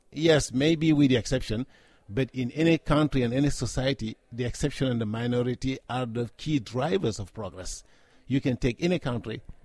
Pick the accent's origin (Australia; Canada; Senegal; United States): Senegal; I was born and raised in Africa, specifically in Senegal